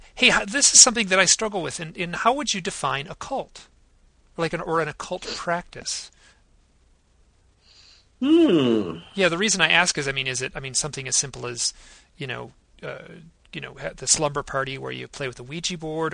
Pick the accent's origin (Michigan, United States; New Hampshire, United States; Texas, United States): Michigan, United States; my hometown in Michigan.